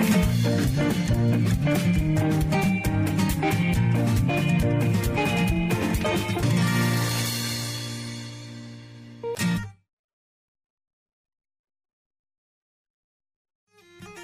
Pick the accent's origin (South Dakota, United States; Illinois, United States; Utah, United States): Utah, United States; Clearfield; also born or lived in Layton, Utah; We came from Layton and moved to Clearfield, Utah.